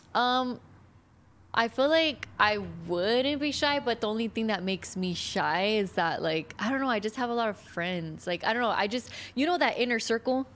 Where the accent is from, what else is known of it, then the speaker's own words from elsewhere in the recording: Riverside, California, United States; first language English; I'm from Riverside.